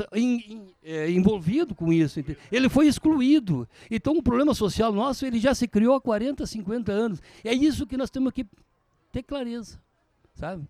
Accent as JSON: {"language": "Portuguese", "region": "Rio Grande do Sul", "country": "Brazil", "said": "eu sou gaúcho acima de tudo"}